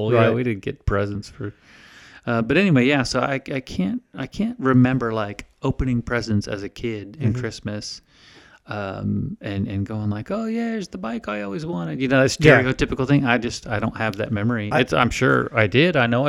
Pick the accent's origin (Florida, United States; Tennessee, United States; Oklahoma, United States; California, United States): Florida, United States; Winter Park; I grew up in Florida, so snow and all that, nope, no such thing.